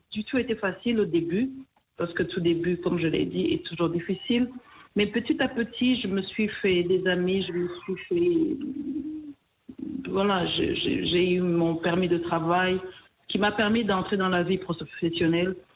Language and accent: French; Kivu, DR Congo; also born or lived in Rwanda; now in Portland, United States; je suis originaire du Rwanda, mais je suis née et j'ai grandi en RDC, plus précisément dans le Kivu.